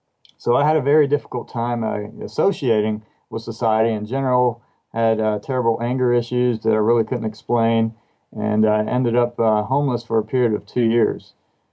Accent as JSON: {"language": "English", "town": "San Diego", "region": "California", "country": "United States", "said": "I'm from San Diego, California"}